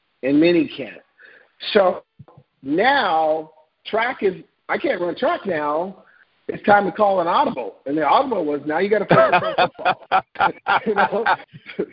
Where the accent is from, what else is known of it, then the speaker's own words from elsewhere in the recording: Portland, Oregon, United States; I'm originally from Portland, Oregon